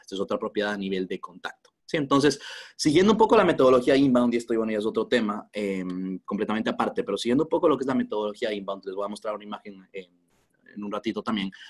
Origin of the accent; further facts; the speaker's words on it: Quito, Pichincha, Ecuador; soy de Quito, en Ecuador